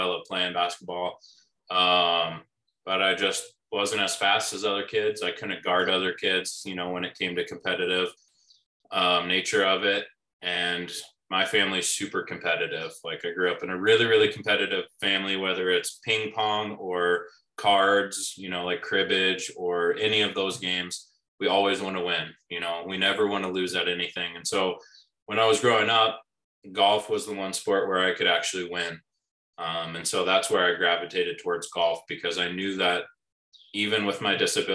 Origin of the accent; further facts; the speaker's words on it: Bend, Oregon, United States; growing up in Bend, Oregon